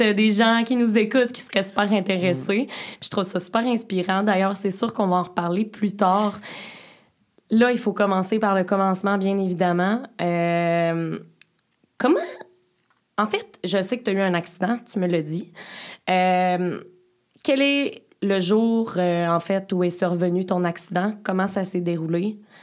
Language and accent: French; Beauce, Quebec, Canada; je viens de la Beauce